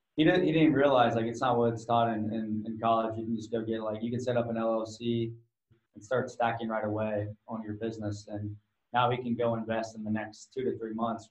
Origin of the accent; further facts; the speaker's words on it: Ohio, United States; I'm from Ohio